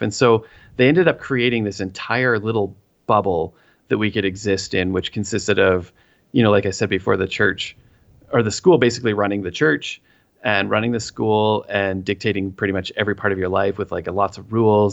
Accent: Three Hills, Alberta, Canada; I am from the Buckle of the Bible Belt in Canada, the Great White North, Three Hills, Alberta, and I live on the south end of town.

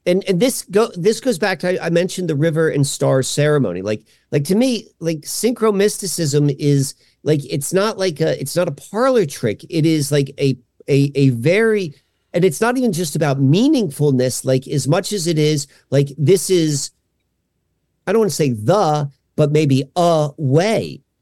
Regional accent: Columbia, Maryland, United States; now in Hershey, Pennsylvania, United States; I grew up outside of, um, a Baltimore town called Columbia, Maryland

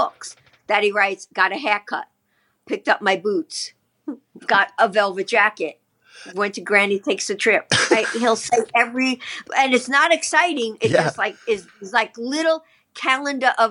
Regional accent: New York City, New York, United States; I grew up in Rosedale

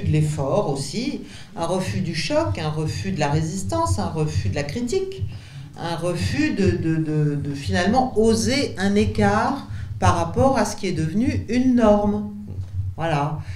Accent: France; nous en tant que Français

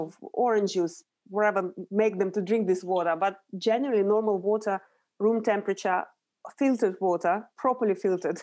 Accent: Urals, Russia; moved away as an adult; now in London, United Kingdom; So I grew up in Russia. I was born in the very industrial area of Russia, in the Urals.

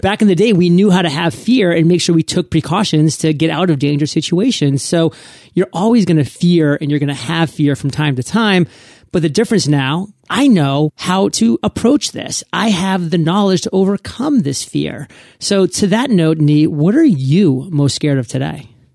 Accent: New England, United States; moved away; I was born and raised in New England.

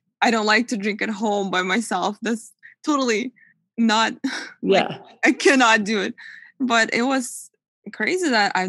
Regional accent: Russia; now in United States; I'm originally from Russia, and everybody says in Russia, we drink a lot and all that. But not until I came to US, I noticed the difference.

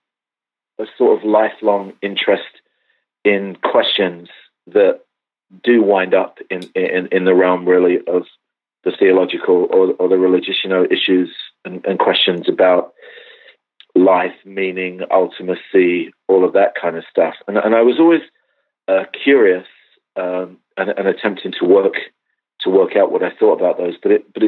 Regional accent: England, United Kingdom; now in Los Angeles, United States; I'm actually English, and I grew up in a decidedly non-religious environment.

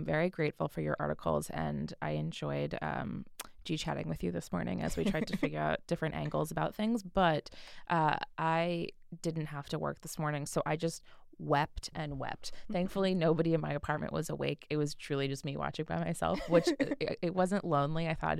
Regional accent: United States; Listen, we're American.

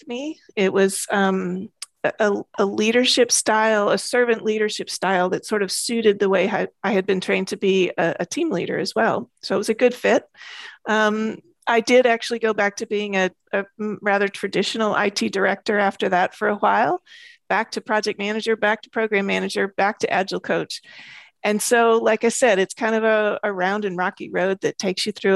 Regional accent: United States; moved away as an adult; also born or lived in Braga, Portugal; now in Portugal; I am an American, but I have been living in Portugal for about 3.5 years

